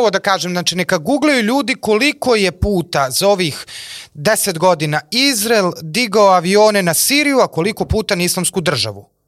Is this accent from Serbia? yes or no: yes; Serbia; mi kao Srbi